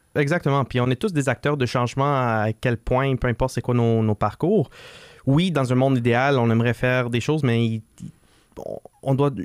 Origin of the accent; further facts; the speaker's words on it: Laval, Quebec, Canada; on est des Lavalois